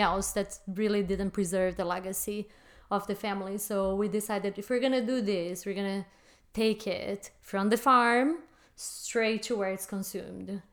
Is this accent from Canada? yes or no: no; Brazil; moved away as an adult; now in United States; I was born and raised in Brazil